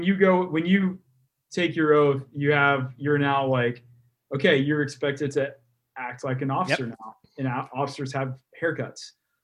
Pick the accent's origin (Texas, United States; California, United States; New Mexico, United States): Texas, United States; Texas, yeah.